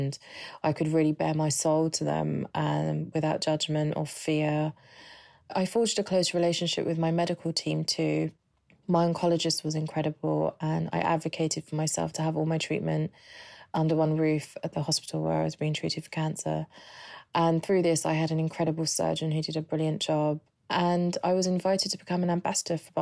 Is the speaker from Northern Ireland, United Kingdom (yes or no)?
no; London, United Kingdom; I'm from London.